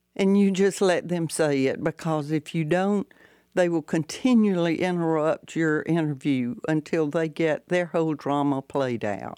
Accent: Valdosta, Georgia, United States; I did get my start at my hometown newspaper, the Valdosta Daily Times

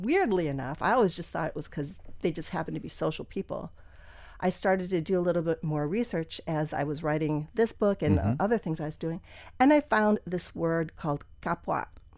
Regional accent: Wisconsin, United States; also born or lived in Pennsylvania; I was born in Pennsylvania. My dad was a physician who moved around a lot. So we moved to like 7 different places before we settled in Wisconsin.

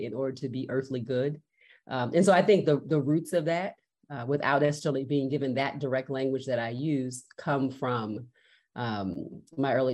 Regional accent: Baltimore, Maryland, United States; I was born and raised in Baltimore, Maryland

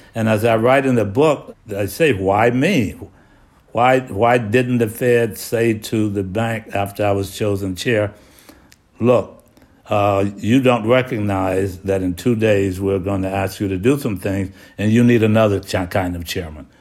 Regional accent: Hattiesburg, Mississippi, United States; moved away; I grew up in Hattiesburg, Mississippi

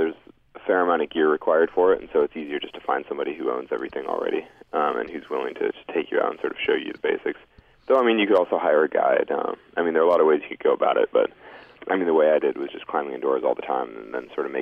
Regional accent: Sacramento, California, United States; near where I grew up in Sacramento

